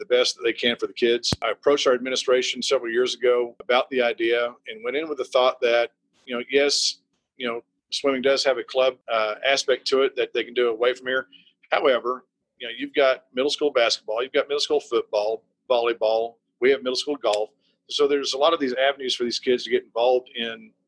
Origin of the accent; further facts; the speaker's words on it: Abilene, Texas, United States; I grew up in Abilene.